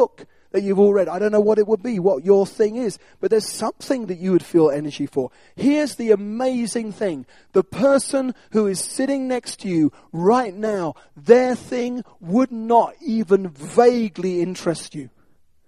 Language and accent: English; United Kingdom; we're British.